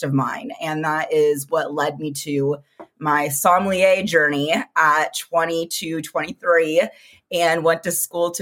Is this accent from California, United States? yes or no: yes; Southern California, United States; moved away as an adult; also born or lived in Tucson, Arizona; now in Phoenix, United States; I grew up in Southern California